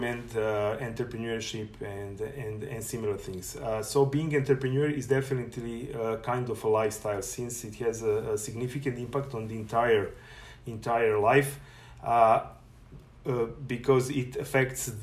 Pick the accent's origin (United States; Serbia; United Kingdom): Serbia; moved away as an adult; now in Canada; I was born in Serbia, and from August 2019, I'm proud resident of Canada